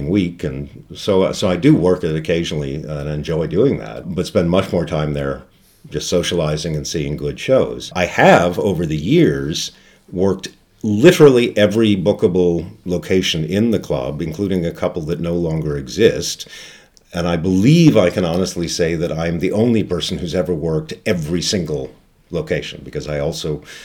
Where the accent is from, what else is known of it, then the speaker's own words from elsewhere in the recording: Boston, Massachusetts, United States; moved away as an adult; now in Los Angeles, United States; I was raised mostly in the Boston area, which is on the northeast part of the U.S., with the exception of 2 years spent living abroad